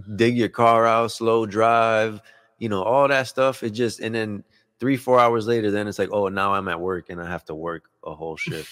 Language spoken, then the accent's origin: English; Puerto Rico; moved away; we're originally from Puerto Rico, like, I was born in Puerto Rico